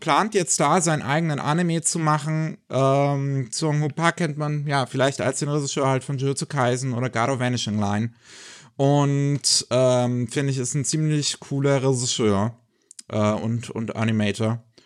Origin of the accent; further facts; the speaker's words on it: Germany; bei uns in Deutschland